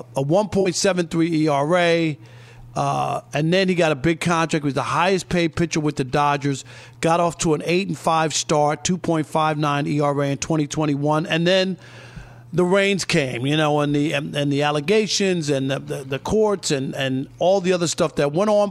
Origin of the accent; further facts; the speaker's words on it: New York, United States; when we were growing up in New York